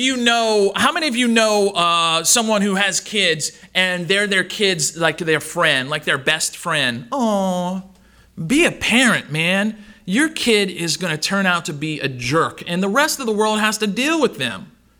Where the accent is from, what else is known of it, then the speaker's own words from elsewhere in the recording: Louisiana, United States; I'm from South Louisiana, so that was said a whole lot.